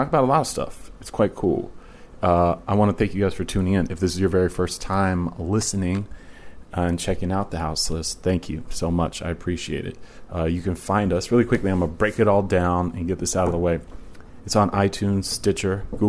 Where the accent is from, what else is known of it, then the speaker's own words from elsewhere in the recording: Virginia, United States; moved away as an adult; also born or lived in Portland, Oregon; I moved across country because I'm from Virginia originally.